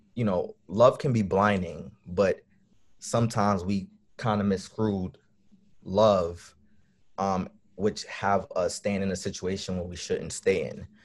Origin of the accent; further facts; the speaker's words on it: New York City, New York, United States; I'm from Brooklyn, New York